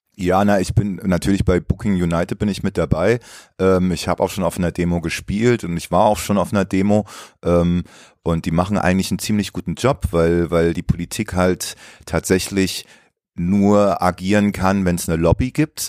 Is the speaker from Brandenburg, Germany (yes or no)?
no; Baden-Baden, Baden-Württemberg, Germany; also born or lived in Leipzig; now in Berlin, Germany; dann bin ich mit meiner Mutter vor der Wende ausgereist und dann bin ich in Baden-Baden gelandet